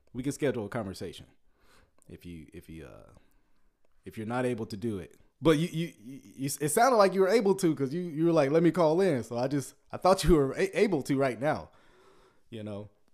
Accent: Ruston, Louisiana, United States; I am originally, I was born in Louisi-, uh, in, um, I was born in Sh-, uh, Ruston.

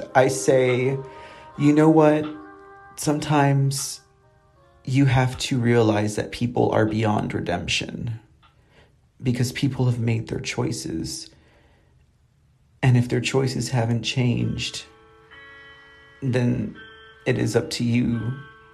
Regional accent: San Antonio, Texas, United States; running for city council here in my hometown

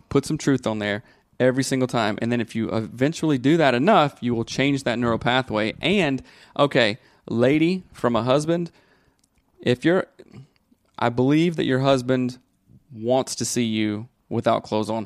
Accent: the South, United States; I grew up in the South

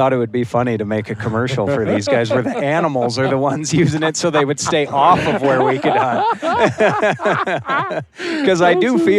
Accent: Bozeman, Montana, United States; I was born and raised in Bozeman. I've been on every dirt road, at every trailhead, everything in there since I was little.

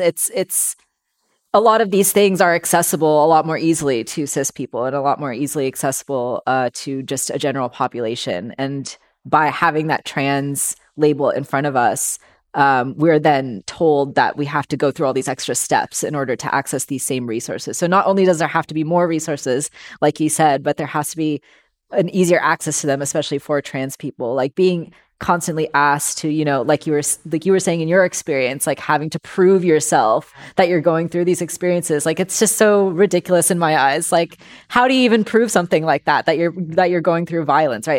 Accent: Bay Area, California, United States; I was born and raised here in the Bay Area

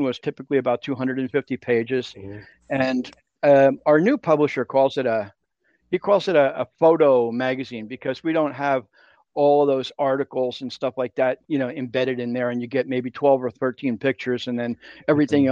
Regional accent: New York, United States; moved away as an adult; now in Mexico; I'm from New York, born and raised in New York, schooled in New York, worked in New York for a while

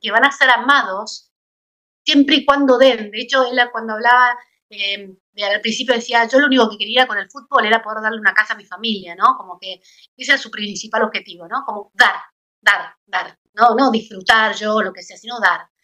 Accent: Argentina; como fiel argentina

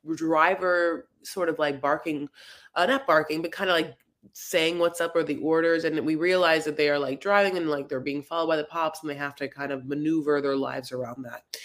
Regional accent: Los Angeles, California, United States; I'm from Los Angeles

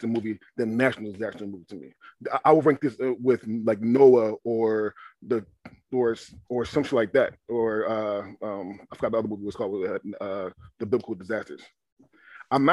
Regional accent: Philadelphia, Pennsylvania, United States; also born or lived in Seaside, Oregon; I'm from Philly

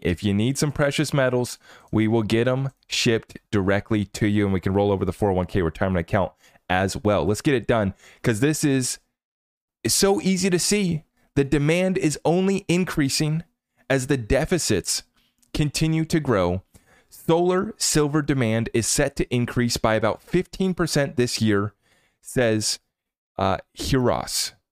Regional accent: United States; as an American

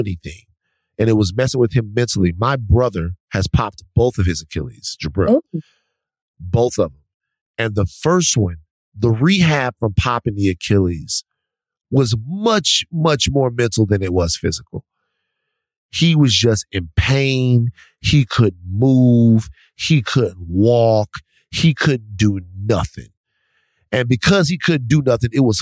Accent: Baton Rouge, Louisiana, United States; Baton Rouge, my hometown.

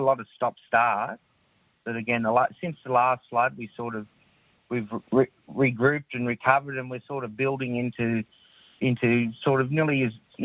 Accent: Ballina, New South Wales, Australia; also born or lived in Sydney / Gosford; I grew up mainly in Ballina

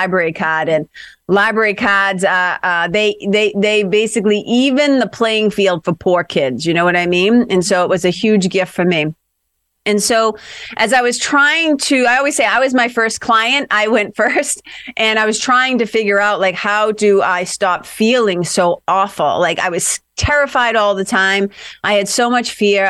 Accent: Lawrence, Massachusetts, United States; moved away as an adult; also born or lived in Boston, United States / Los Angeles, United States; I grew up in Lawrence, Mass, which is a little immigrant city, about 30 miles, tough little city, about 30 miles north of Boston

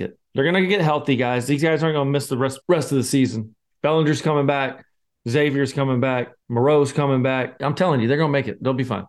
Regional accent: Scotland, United Kingdom; I'm the Scotsman

